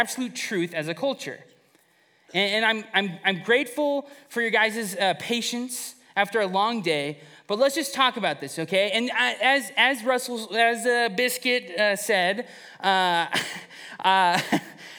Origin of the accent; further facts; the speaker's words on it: Fresno, California, United States; Growing up in Fresno